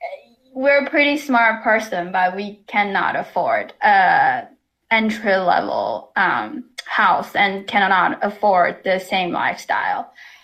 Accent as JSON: {"language": "English", "country": "China", "tie": "born or raised there", "moved": "yes", "lives_now": "Toronto, Canada", "said": "I am an immigrant myself, and I can speak to my experience. You know, growing up in China"}